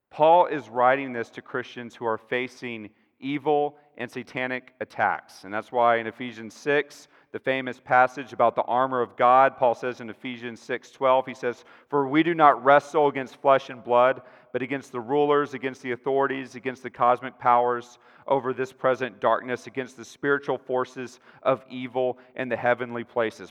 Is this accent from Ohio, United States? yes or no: no; Texas, United States; I'm a Texan, you know, I'm used to these flat plains